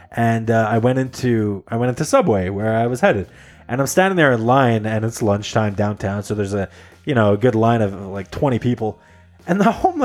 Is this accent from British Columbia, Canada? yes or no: no; just outside of Toronto, Ontario, Canada; moved away; I was born just outside of Toronto